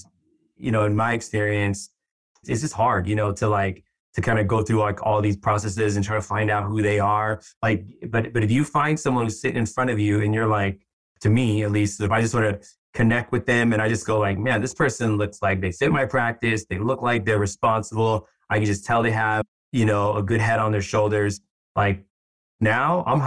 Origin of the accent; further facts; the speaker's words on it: San Francisco, California, United States; also born or lived in Bay Area; I've always lived in the Bay Area. I was born here in San Francisco, just moved kind of throughout the Bay, but been here, yeah, for a long time